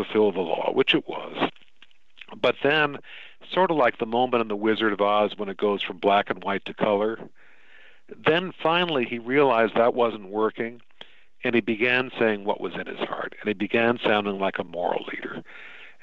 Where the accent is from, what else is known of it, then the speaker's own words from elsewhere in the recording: northern Illinois, United States; I grew up in northern Illinois